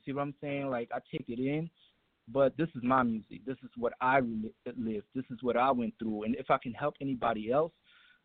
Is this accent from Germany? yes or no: yes; Germany; now in Atlanta, United States; I had to overcome a lot of racism myself growing up in Germany